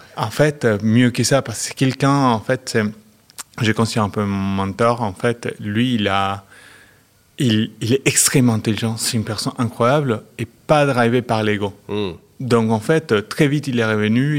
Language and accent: French; Argentina; French is a second language; moved away as an adult; also born or lived in Chile / Metz, France / Luxembourg; je suis né au Chili. Mais j'ai grandi en Argentine